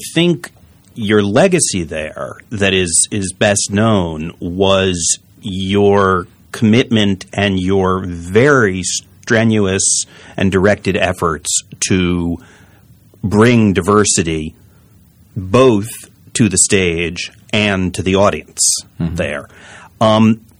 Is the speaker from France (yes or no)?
no; New Haven, Connecticut, United States; I grew up in New Haven